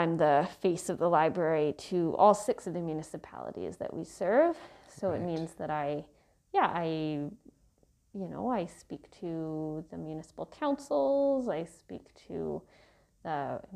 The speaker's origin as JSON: {"language": "English", "town": "Victoria", "region": "British Columbia", "country": "Canada", "tie": "born or raised there", "also_born_or_lived": "Halifax, Canada", "moved": "as an adult", "lives_now": "Brandon, Canada", "said": "I grew up in Victoria, BC, on the West Coast, and my parents still live in the house that I grew up in, so that's definitely home"}